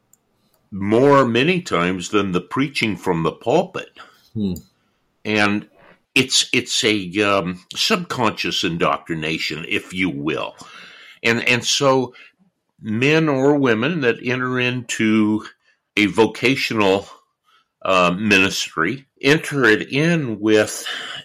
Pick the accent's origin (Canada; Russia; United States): United States; California; moved away as an adult; also born or lived in New York; I was born and raised in California.